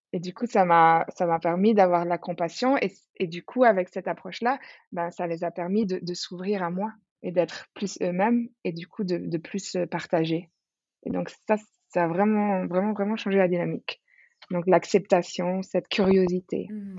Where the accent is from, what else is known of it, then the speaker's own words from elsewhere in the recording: Switzerland; moved away as an adult; now in Bali, Indonesia; j'ai quitté la Suisse d'où je viens